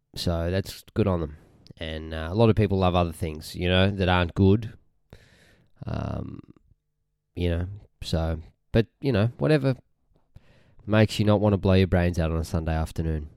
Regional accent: Australia; Now, Australians can't say arse. It sounds so wrong. We say

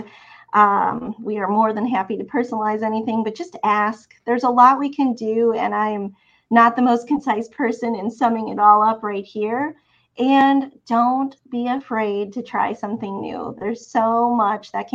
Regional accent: Milwaukee, Wisconsin, United States; also born or lived in Champaign-Urbana, Illinois / Oregon coast; now in Alabama, United States; I grew up in Milwaukee, Wisconsin.

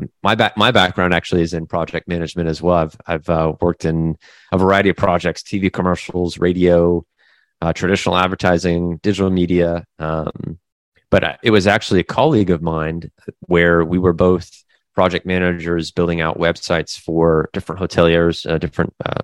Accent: Derby, Kansas, United States; moved away as an adult; also born or lived in Japan; now in Florida, United States; growing up through elementary school, middle school, and through high school in the Midwest, in Derby, Kansas, a pretty small town in the Midwest

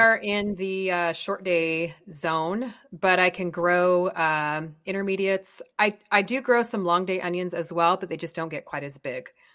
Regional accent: Colorado, United States; now in California, United States; I grew up in Colorado

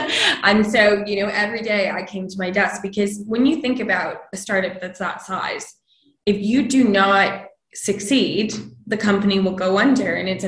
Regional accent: Canada; moved away as an adult; now in London, United Kingdom; So I grew up in Canada, as you can probably tell by the accent.

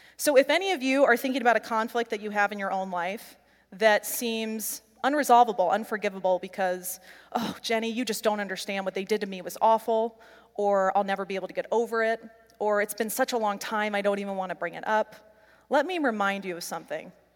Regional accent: Midwest, United States; growing up in the Midwest

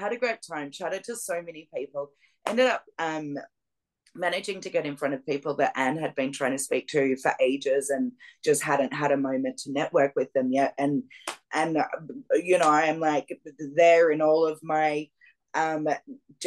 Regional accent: Melbourne, Victoria, Australia; moved away; Melbourne, which is my hometown in Australia

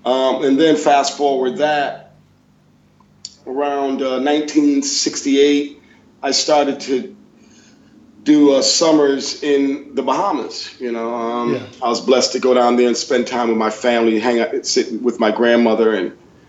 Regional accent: Bloomfield, Connecticut, United States; I'm from Bloomfield, Connecticut originally. And as a kid growing up here in New England

